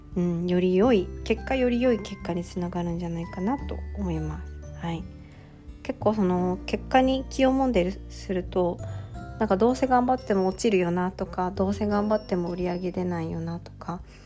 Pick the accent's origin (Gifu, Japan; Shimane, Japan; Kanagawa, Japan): Gifu, Japan; Toki; 私の地元、今住んでる岐阜県の土岐市は結構田舎なので